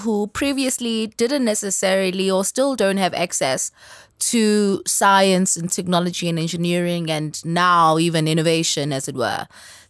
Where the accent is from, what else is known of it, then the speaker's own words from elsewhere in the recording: Durban, KwaZulu-Natal, South Africa; I'm originally from Durban. I'm a scientist, like he said, at least that's what I do.